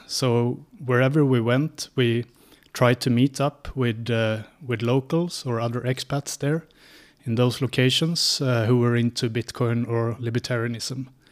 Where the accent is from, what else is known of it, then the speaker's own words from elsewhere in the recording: Sweden; moved away as an adult; also born or lived in Linköping; now in Prague, Czechia; I'm from Sweden. So I grew up in a small village in Sweden